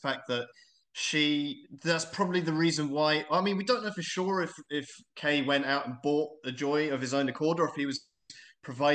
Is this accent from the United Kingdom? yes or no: yes; England, United Kingdom; moved away as an adult; I'm English, but I'm an expat